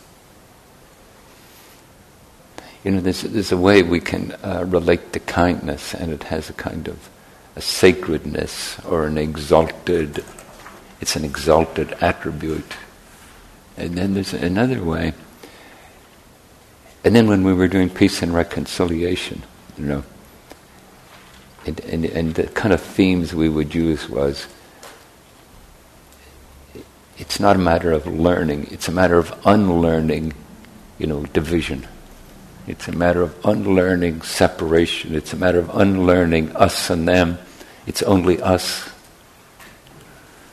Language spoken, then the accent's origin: English; Northern Ireland, United Kingdom; moved away; where I grew up in Northern Ireland